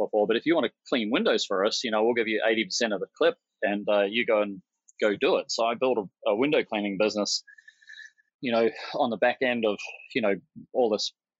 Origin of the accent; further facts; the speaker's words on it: New Zealand; moved away as an adult; also born or lived in Australia / China; I'm a New Zealander, you know, born in New Zealand